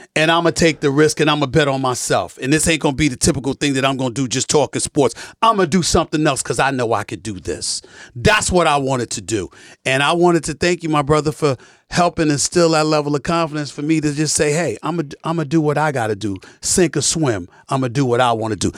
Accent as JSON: {"language": "English", "region": "New York", "country": "United States", "tie": "born or raised there", "said": "growing up in Hollis, Queens, New York"}